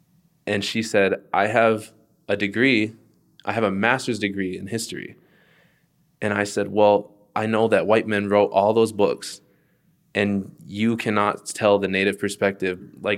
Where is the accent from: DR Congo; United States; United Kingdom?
United States; And I said, I'm from here. I'm an American Indian.